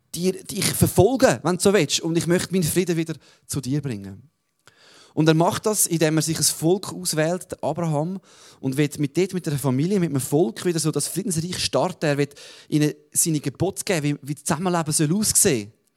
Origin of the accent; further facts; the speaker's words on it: Switzerland; als Schweizer dürfen wir natürlich nie vergessen